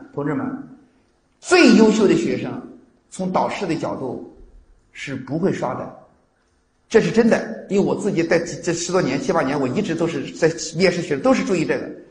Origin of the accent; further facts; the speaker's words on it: China; 我们中国人